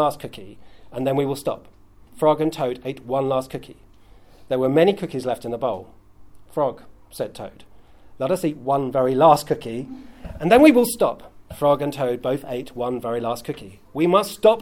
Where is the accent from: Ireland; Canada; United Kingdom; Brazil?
United Kingdom; as a British person